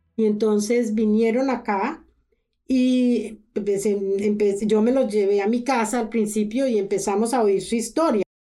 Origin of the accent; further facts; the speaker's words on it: Colombia; moved away as an adult; now in Canada; Yo soy colombiana, yo viví toda mi juventud en Colombia, yo estudié en Colombia